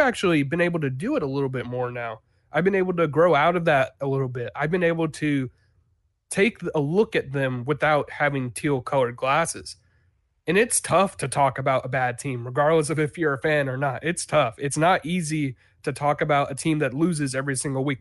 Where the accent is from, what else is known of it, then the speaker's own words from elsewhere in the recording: Jacksonville, Florida, United States; I grew up in Jacksonville